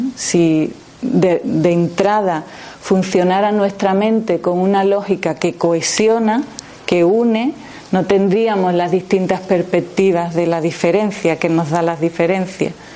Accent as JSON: {"language": "Spanish", "town": "Jerez de la Frontera", "region": "Andalusia", "country": "Spain", "said": "yo vengo de Jerez"}